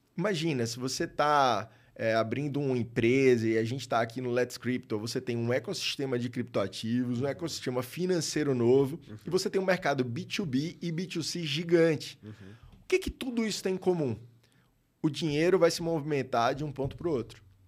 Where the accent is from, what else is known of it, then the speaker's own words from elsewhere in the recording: Maceió, Alagoas, Brazil; sou de Maceió, lá em Alagoas